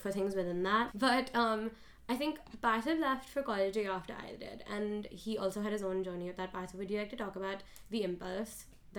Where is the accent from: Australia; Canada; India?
India; Mumbai, Maharashtra; moved away as an adult; now in New York, United States; I think I have lived in India my full life, right? And then now I go to NYU